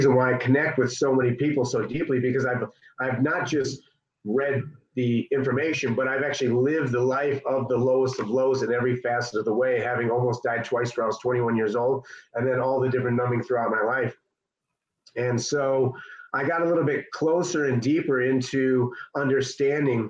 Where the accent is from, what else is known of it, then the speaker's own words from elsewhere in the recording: Chicago, Illinois, United States; I'm from the South Suburbs of Chicago